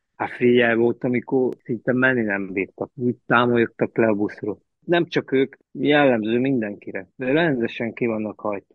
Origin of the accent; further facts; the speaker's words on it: Lăzarea, Harghita County, Romania; moved away; also born or lived in Reghin, Romania; Szászrégenben születtem, gyerekkoromat az Gyergyó Szárhegyen töltöttem